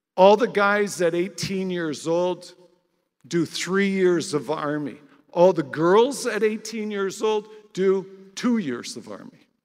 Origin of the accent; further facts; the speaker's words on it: Canada; I'm Canadian and I'm a non Jew